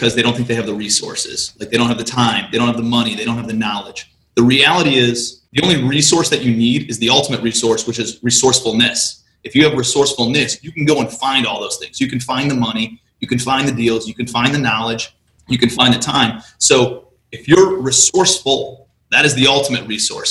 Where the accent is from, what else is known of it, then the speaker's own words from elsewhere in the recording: Cleveland, Ohio, United States; moved away as an adult; also born or lived in New York City; I'm from Cleveland